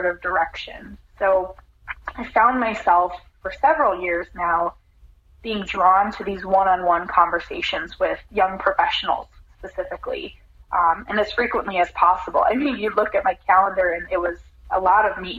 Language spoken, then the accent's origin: English; Midwest, United States; moved away as an adult; also born or lived in Orlando, Florida; Growing up in the Midwest